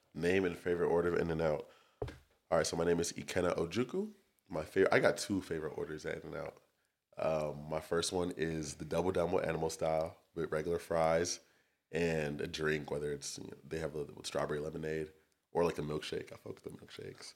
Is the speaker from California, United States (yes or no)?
yes; Torrance, California, United States; also born or lived in Long Beach, California / Santa Barbara, California / Irvine, California; I'm from Torrance, California, born and raised.